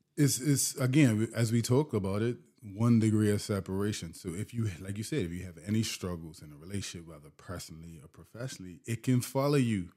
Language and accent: English; Bermuda; moved away as an adult; also born or lived in Warwick, Bermuda / Southampton, Bermuda / New Jersey; now in Canada; being born and bred in Bermuda, mm. born there, grew up my entire life, went to school in New Jersey, Came back, always been rooted in Bermuda